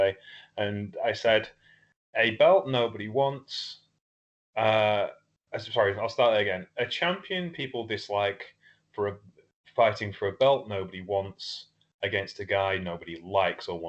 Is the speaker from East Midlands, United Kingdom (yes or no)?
yes; Lincolnshire, East Midlands, United Kingdom; I'm from Europe. I'm from Lincolnshire.